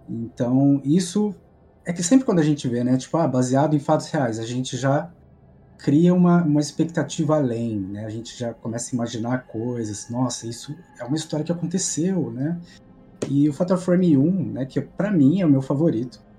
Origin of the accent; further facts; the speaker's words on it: Campinas, São Paulo, Brazil; eu sou de Campinas, São Paulo